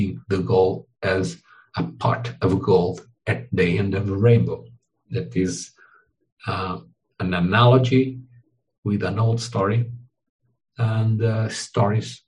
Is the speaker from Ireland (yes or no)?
no; Portugal; English is a second language; now in Brazil; I am Portuguese. I was born in Portugal, but I live in Brazil.